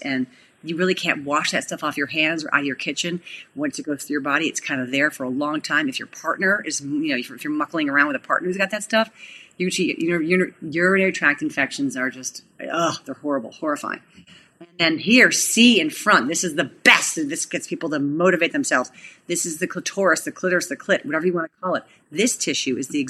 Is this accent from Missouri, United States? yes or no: no; Cleveland, Ohio, United States; we're from Cleveland